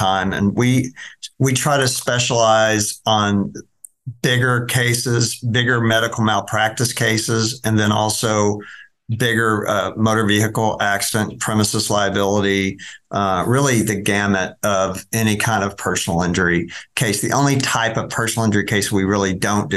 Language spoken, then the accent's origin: English; Dallas, Texas, United States; I'm a native Dallas site. I grew up over in East Dallas and went to Bryan Adams High School over by White Rock Lake